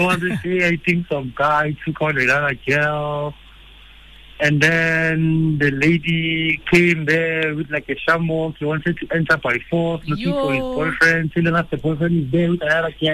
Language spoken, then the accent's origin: English; Soweto, Gauteng, South Africa; growing up in Soweto, you know, multi-black households